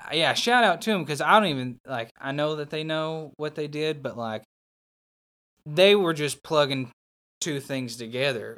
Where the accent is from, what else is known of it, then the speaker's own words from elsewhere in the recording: Newport, Arkansas, United States; that's where I grew up